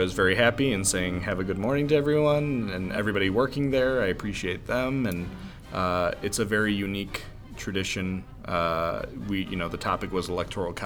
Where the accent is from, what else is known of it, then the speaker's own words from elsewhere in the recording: United States; as an American